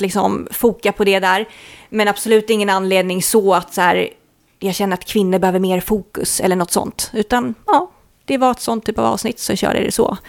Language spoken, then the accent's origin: Swedish; Sweden; vi är från Sverige